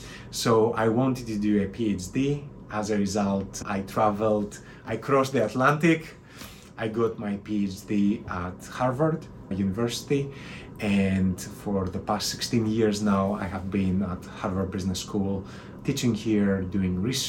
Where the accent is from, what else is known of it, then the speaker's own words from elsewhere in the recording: Athens, Attica, Greece; moved away as an adult; also born or lived in London; I grew up in Athens, Greece, which is a wonderful place.